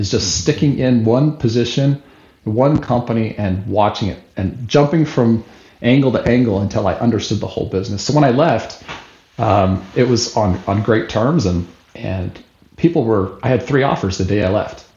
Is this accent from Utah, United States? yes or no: yes; Salt Lake City, Utah, United States; moved away as an adult; now in Albany, United States; Born and raised in Salt Lake City, Utah